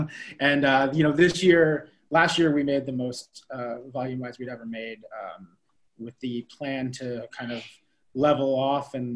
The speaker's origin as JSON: {"language": "English", "town": "Boston", "region": "Massachusetts", "country": "United States", "moved": "as an adult", "lives_now": "Napa, United States", "said": "we're both from the Boston area originally"}